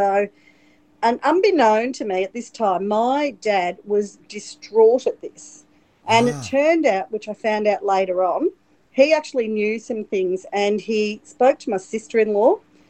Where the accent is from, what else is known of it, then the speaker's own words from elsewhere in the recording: Melbourne, Victoria, Australia; I was born in at the Royal Women's Hospital in Melbourne.